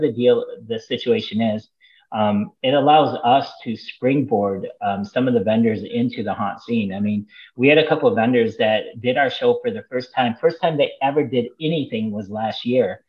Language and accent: English; Michigan, United States; now in Florida, United States; I'm from Michigan.